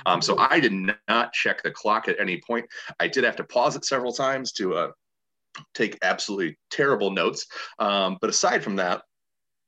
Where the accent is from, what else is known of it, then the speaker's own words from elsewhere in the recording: Indiana, United States; growing up in Indiana